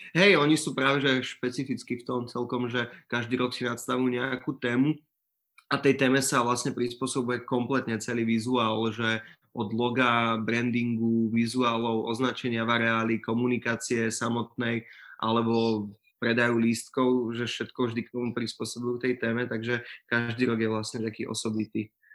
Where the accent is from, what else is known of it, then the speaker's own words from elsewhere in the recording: Prievidza, Trenčín Region, Slovakia; also born or lived in Brno; ja som z Prievidze